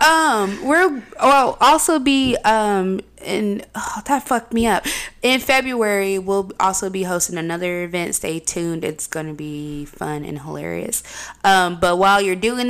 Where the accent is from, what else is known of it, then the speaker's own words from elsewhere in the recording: Oakland, California, United States; I'm from Oakland.